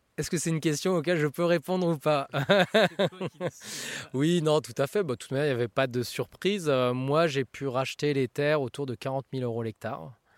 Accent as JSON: {"language": "French", "area": "Seine-et-Marne", "region": "Île-de-France", "country": "France", "tie": "born or raised there", "moved": "as an adult", "lives_now": "Auxerre, France", "said": "mon enfance en Seine-et-Marne"}